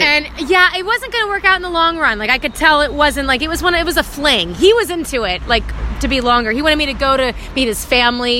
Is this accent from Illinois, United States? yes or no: no; Georgia, United States; moved away; also born or lived in New York City; I'm from Georgia originally, so that's why I kind of have a little country folk bluesy sound to my music